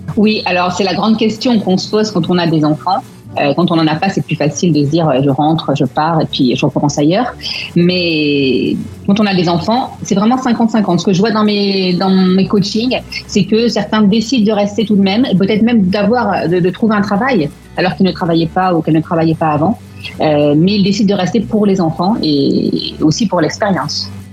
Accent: France; also born or lived in Melbourne, Australia; now in London, United Kingdom; en étant français à Londres, puisqu'on peut retourner, on peut rentrer dans notre pays

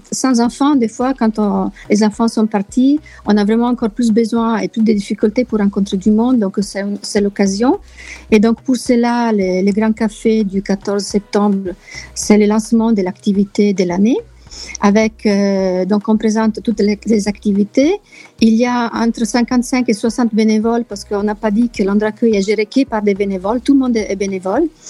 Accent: Italy; French is a second language; moved away as an adult; also born or lived in France / Reims / Nord, France; now in London, United Kingdom; je suis italienne d'origine, mais j'ai vécu longtemps en France

